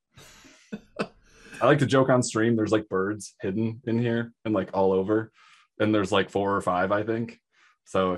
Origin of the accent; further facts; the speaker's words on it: Michigan, United States; moved away; I'm from Michigan. I got him when I still lived in Michigan.